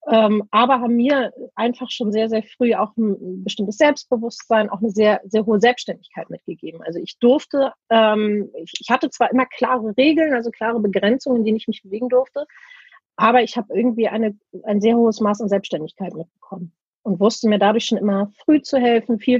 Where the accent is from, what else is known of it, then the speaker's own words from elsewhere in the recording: Laboe, Schleswig-Holstein, Germany; Bin ein äh, gebürtiges Nordlicht, ein sehr glückliches Nordlicht. Und ähm, ja, meine Eltern, äh, wir, also wir haben immer in Labö gewohnt